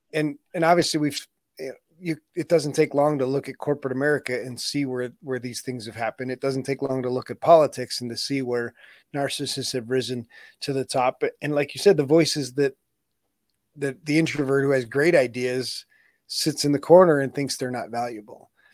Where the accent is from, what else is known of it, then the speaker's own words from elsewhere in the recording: United States; I was born in the United States